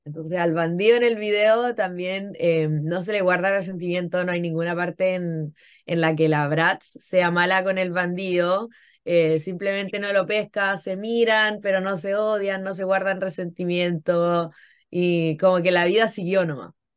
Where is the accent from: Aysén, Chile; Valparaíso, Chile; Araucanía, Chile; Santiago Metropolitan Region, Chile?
Valparaíso, Chile; Concón; moved away as an adult; yo nací y crecí en Concón. Yo he estado en Chile toda mi vida